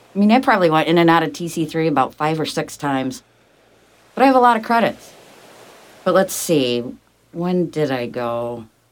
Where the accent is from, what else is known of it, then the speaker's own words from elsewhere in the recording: Ithaca, New York, United States; Born and raised in Ithaca